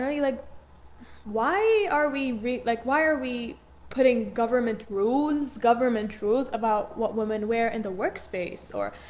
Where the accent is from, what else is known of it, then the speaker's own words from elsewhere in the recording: Jordan; I came from Jordan, and also I know a lot about the Arab culture.